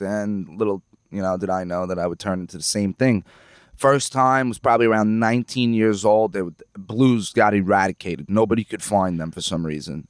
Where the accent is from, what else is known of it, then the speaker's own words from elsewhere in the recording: Lake Grove, New York, United States; I grew up in Ronkonkoma, Lake Grove